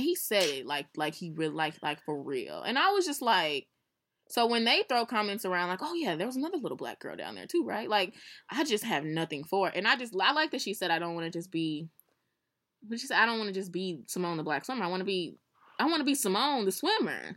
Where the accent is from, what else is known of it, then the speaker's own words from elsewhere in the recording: St. Louis, Missouri, United States; we are from Saint Louis